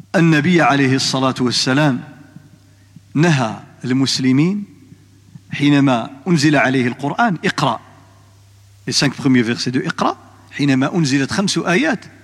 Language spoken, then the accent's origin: Arabic; Morocco; عندنا في المغرب